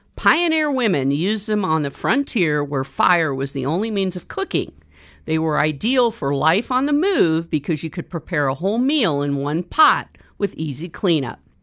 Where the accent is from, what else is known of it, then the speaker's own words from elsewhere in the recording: Northern California, United States; growing up in Northern California